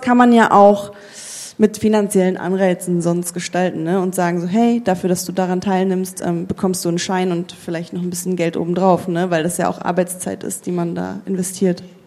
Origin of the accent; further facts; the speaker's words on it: Germany; bei uns in Deutschland